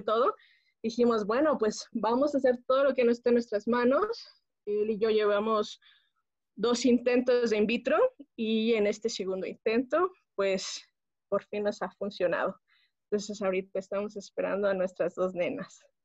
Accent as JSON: {"language": "Spanish", "town": "Pachuca", "region": "Hidalgo", "country": "Mexico", "tie": "born or raised there", "moved": "as an adult", "lives_now": "Mexico City, Mexico", "said": "yo soy originaria de Pachuca Hidalgo, pero residimos actualmente acá en la Ciudad de México"}